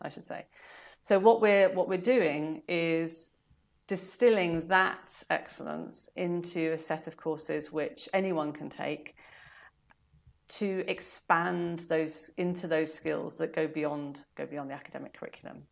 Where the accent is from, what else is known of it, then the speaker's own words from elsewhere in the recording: South Africa; now in United Kingdom; I was born in summer 'cause I was born in South Africa